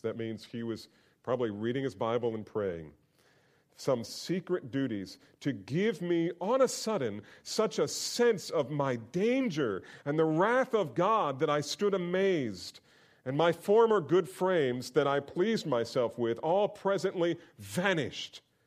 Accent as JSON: {"language": "English", "region": "New Jersey", "country": "United States", "tie": "born or raised there", "moved": "yes", "said": "I grew up there. I grew up in New Jersey"}